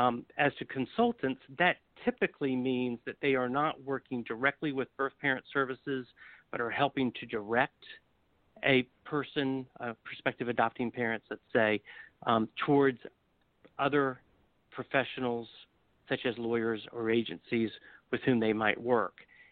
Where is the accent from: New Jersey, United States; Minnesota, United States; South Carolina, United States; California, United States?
South Carolina, United States; my home state of South Carolina